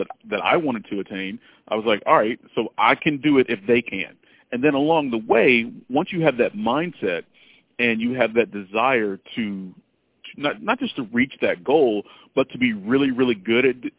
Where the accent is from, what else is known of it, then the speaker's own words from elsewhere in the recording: the South, United States; I grew up in the South, so I had a little bit of an accent. I worked to get rid of my accent.